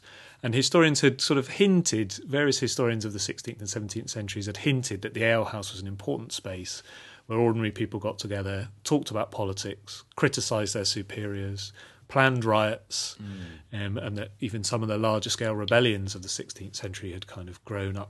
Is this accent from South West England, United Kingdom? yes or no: yes; Portishead, South West England, United Kingdom; now in Devon, United Kingdom; But I've lived in the West Country for most of my life, growing up in Portishead, and now living in having lived in Devon for the last 10 years.